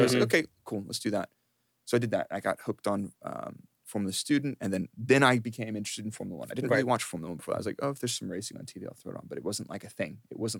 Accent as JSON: {"language": "English", "town": "Dallas", "region": "Texas", "country": "United States", "tie": "born or raised there", "moved": "as an adult", "lives_now": "United Kingdom", "said": "I grew up in Texas, in mm-hmm. Dallas, mm-hmm. and I didn't leave Dallas until I moved to the UK in 2010."}